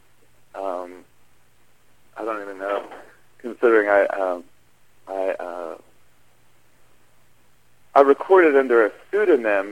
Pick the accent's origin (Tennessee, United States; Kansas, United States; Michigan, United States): Kansas, United States; Overland Park; I grew up in Overland Park